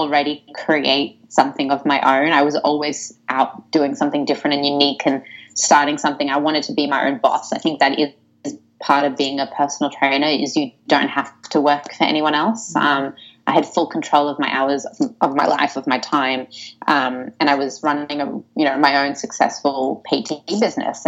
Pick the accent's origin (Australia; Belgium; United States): Australia; Sydney, New South Wales; I was born in Sydney. I was born in the beautiful suburb of Bondi Beach